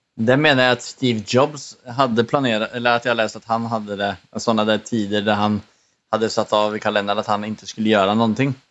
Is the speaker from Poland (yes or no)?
no; Sweden; now in Norway; vi båda kommer från Sverige